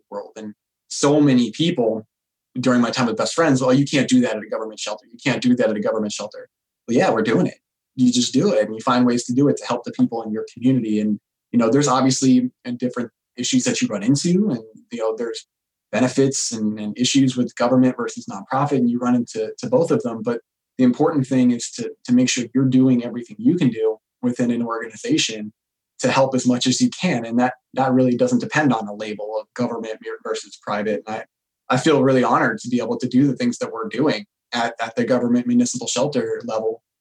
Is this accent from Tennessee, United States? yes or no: no; Pasco County, Florida, United States; moved away as an adult; also born or lived in Denver, Colorado / Salt Lake City, Utah; we're from Florida